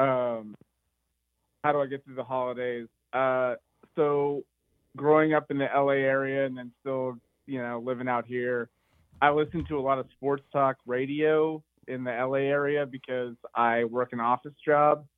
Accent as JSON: {"language": "English", "town": "Claremont", "region": "California", "country": "United States", "tie": "born or raised there", "lives_now": "Exeter, United States", "said": "I grew up in Claremont, California"}